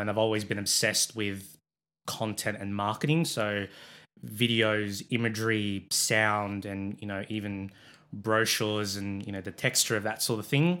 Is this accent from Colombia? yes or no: no; Sydney, New South Wales, Australia; I'm born and bred in Sydney